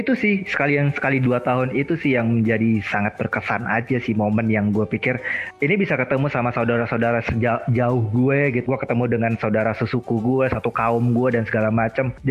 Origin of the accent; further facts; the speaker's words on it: West Sumatra, Indonesia; gue kan orang Minang.